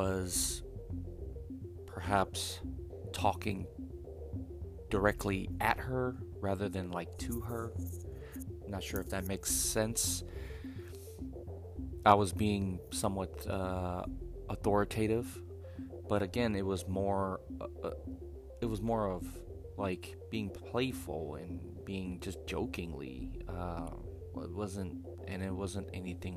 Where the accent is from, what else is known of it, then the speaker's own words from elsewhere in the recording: United States; being American